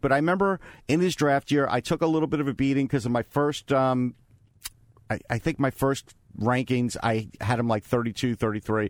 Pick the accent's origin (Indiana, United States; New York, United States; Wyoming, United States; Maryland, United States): New York, United States; Long Island; growing up on Long Island